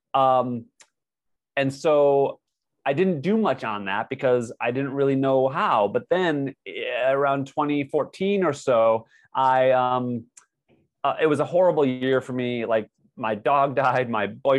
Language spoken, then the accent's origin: English; United States; also born or lived in Hollywood, California; I'm an American